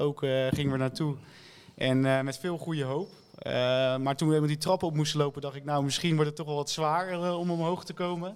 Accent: Schiedam, South Holland, Netherlands; Geboren en getogen in Schiedam

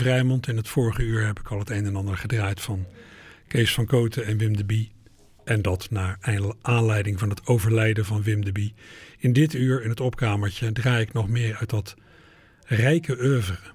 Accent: Netherlands

